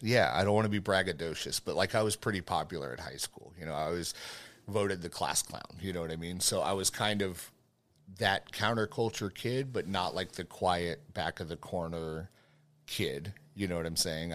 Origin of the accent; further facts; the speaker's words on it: Fort Hood, Texas, United States; I grew up on Fort Hood, you know, so most of my time has been in this area